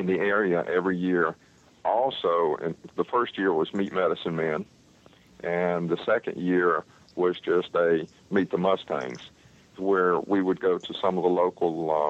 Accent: North Carolina, United States; I was raised up here in North Carolina

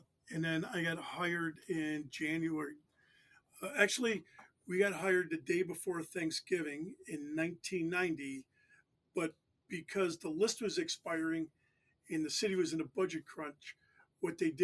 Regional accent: right outside of Cleveland, Ohio, United States; I grew up right outside of Cleveland, you know, right next door to Cleveland.

